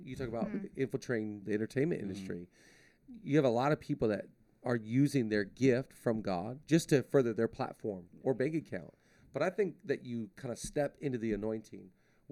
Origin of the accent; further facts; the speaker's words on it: Shelton, Washington, United States; now in Los Angeles, United States; I was born in Shelton, Washington